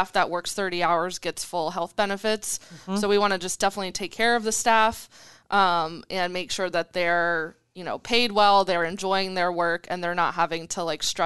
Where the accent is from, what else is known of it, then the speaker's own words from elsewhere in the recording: Florida, United States; also born or lived in Colorado; now in Omaha, United States; I moved to Omaha in December from Colorado. I'm originally from Florida.